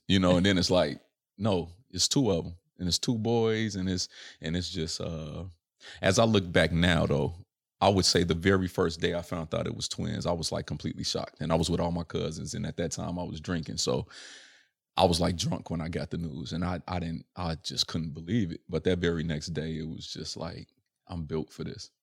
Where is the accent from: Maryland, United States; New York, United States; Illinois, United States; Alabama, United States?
Illinois, United States; Chicago; born or raised there